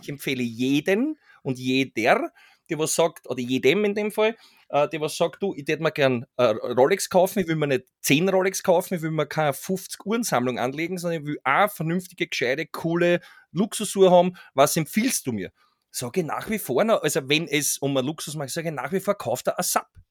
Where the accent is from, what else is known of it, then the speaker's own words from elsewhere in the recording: Austria; bei uns in Österreich